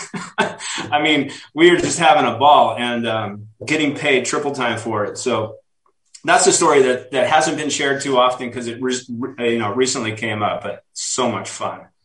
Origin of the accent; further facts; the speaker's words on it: Reno, Nevada, United States; moved away; I went back to Reno, Nevada, my hometown